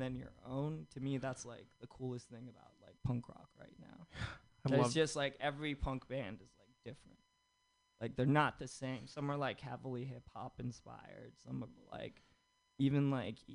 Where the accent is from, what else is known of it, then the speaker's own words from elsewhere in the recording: Egypt; moved away as an adult; now in United States; I'm from Egypt